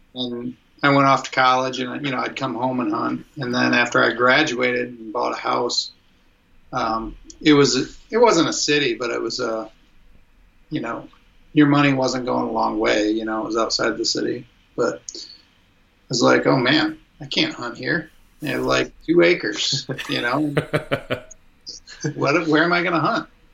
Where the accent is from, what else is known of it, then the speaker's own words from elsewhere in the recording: Fairview, Michigan, United States; moved away as an adult; I grew up in uh, Fairview, Michigan